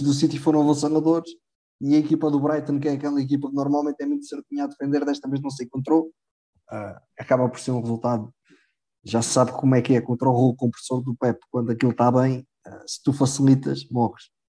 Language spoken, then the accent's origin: Portuguese; Proença-a-Nova, Centro, Portugal; o Proença Nova, que por acaso é de onde eu sou.